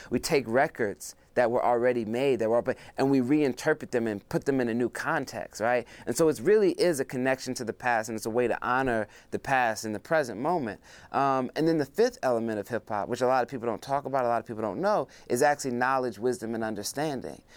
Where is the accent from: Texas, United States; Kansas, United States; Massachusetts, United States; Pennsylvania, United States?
Pennsylvania, United States; Philadelphia; also born or lived in Zimbabwe; my time coming up in Philadelphia